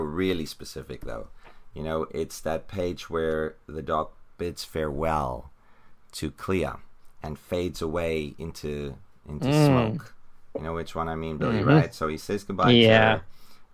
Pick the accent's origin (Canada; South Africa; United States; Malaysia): South Africa; I'm from South Africa